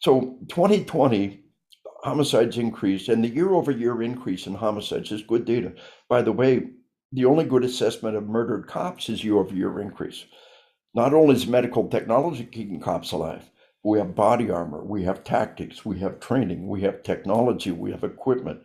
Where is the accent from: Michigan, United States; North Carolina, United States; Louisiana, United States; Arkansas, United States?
Arkansas, United States; We are from Arkansas